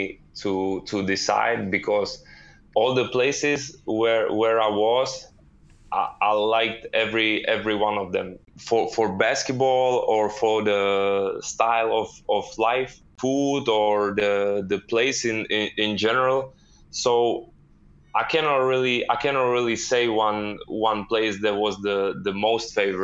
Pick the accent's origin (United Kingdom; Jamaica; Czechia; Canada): Czechia; moved away as an adult; we were flying back to Czech to Prague, and then the next day I was taking the train to my hometown